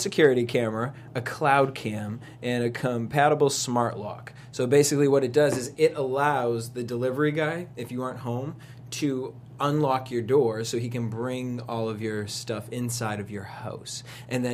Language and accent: English; East Coast, United States; I am from the East Coast